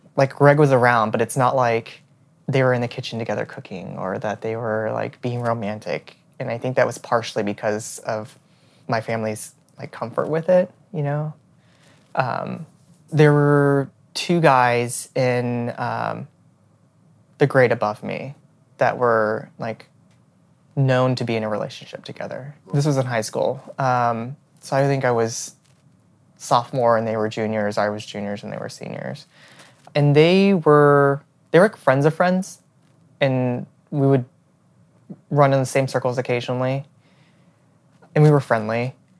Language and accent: English; Houston, Texas, United States; moved away as an adult; also born or lived in Austin, Texas / New York City; I was born and raised in Houston, Texas